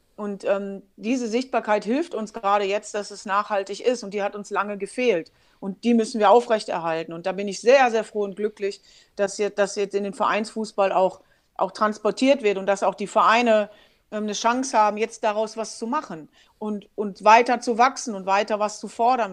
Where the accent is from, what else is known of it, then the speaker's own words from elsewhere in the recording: Germany; ich bin Deutsche